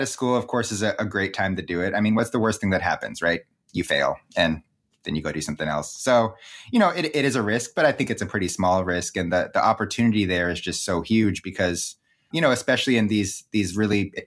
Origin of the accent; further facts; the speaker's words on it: Seattle, Washington, United States; also born or lived in California; growing up in the Pacific Northwest